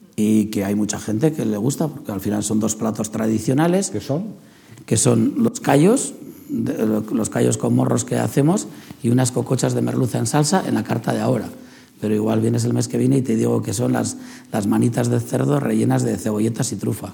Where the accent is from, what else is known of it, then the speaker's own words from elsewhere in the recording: San Sebastián, Basque Country, Spain; es donde he nacido, donde he crecido